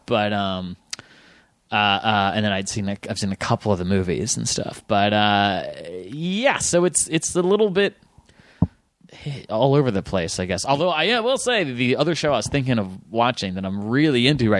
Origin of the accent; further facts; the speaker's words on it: Fairfax, Virginia, United States; Fairfax, Virginia.